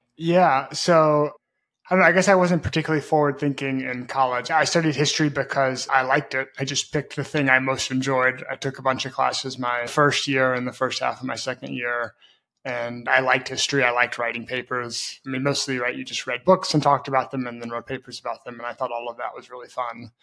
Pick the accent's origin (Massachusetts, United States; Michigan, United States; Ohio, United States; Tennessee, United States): Tennessee, United States; Memphis; moved away as an adult; also born or lived in Brazil; I grew up in Memphis, Tennessee.